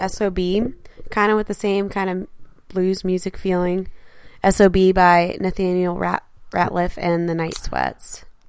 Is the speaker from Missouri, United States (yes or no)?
yes; St. Louis, Missouri, United States; St. Louis is a French town. We're from French settlements.